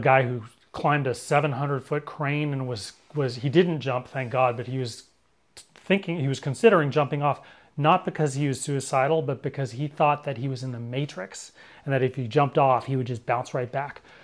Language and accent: English; Berkeley, California, United States; I was born and raised in Berkeley